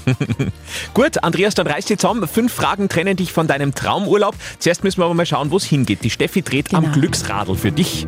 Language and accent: German; Upper Austria, Austria; bei uns in Oberösterreich